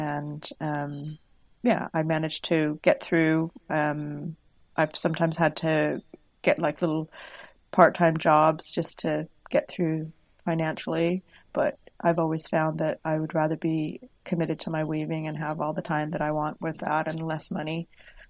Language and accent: English; Pacific Northwest, United States; I grew up in the Pacific Northwest, and I believe that I'm very influenced by my mind's eye from the beautiful scenery that I enjoyed when I was there.